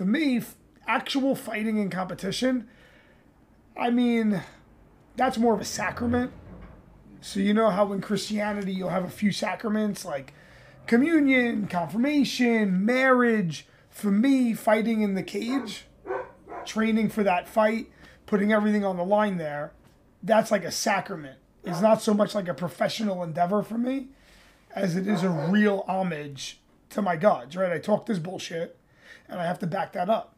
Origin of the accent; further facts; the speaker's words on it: New York City, New York, United States; I'm from New York. I'm a native New Yorker